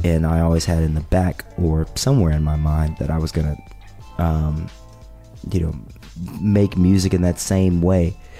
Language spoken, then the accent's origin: English; Winston-Salem, North Carolina, United States; moved away as an adult; also born or lived in Denton, Texas; I grew up in Winston Salem